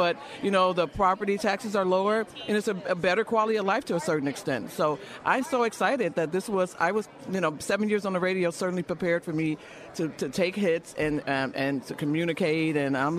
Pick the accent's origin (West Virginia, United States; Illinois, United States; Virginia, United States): Illinois, United States; Chicago; I was born and raised in Chicago. I moved to the suburbs in 1994.